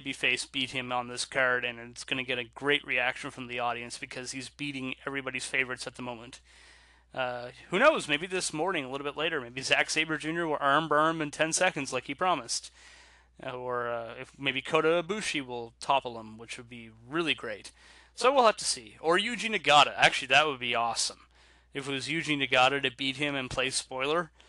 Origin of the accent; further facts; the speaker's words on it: Canada; I'm Canadian